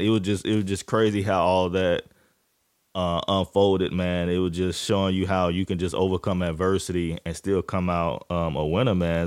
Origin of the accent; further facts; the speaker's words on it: Jacksonville, Florida, United States; I'm from, I'm from Florida, Duval County, Jacksonville